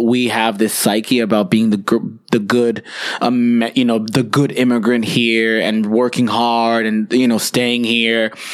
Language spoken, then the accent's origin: English; United States; We're American and this is a problem in our country